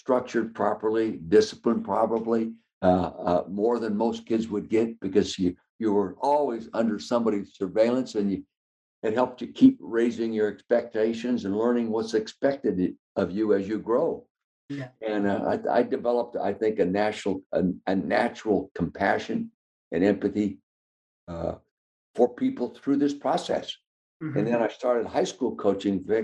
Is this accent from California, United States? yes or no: yes; Calistoga, California, United States; I was born and raised in the Napa Valley, Calistoga, California.